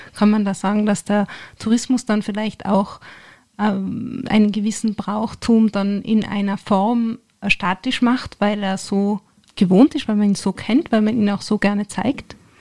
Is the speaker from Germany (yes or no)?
no; Tyrol, Austria; bei uns in Tirol